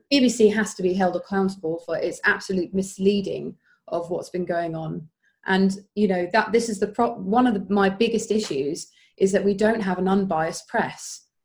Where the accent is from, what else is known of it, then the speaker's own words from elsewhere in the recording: Woking, South East England, United Kingdom; moved away as an adult; now in Brighton, United Kingdom; I was brought up in Woking.